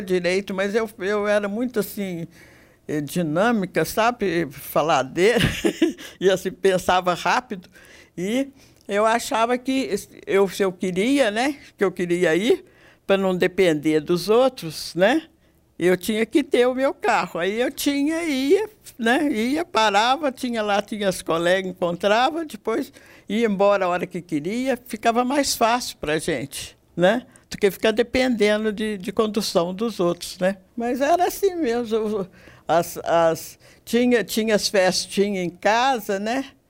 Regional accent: Passos, Minas Gerais, Brazil; Desde que eu nasci, eu moro em Passos mesmo

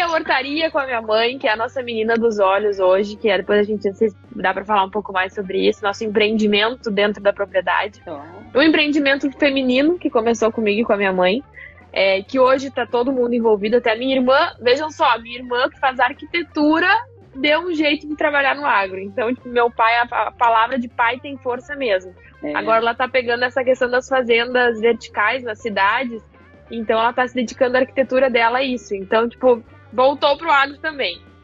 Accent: Cruz Alta, Rio Grande do Sul, Brazil; moved away as an adult; also born or lived in Porto Alegre; now in São Paulo, Brazil; eu sou de Cruz Alta, região noroeste do Rio hum. Grande do Sul também

